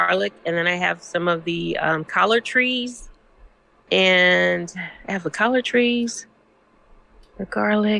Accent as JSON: {"language": "English", "region": "Missouri", "country": "United States", "tie": "born or raised there", "said": "we grew up in Missouri"}